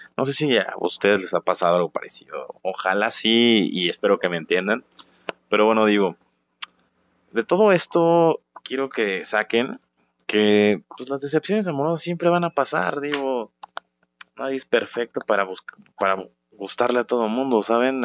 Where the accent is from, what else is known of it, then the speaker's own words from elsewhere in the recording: Guanajuato, Mexico; la ciudad de donde soy yo, la bonita ciudad de Guanajuato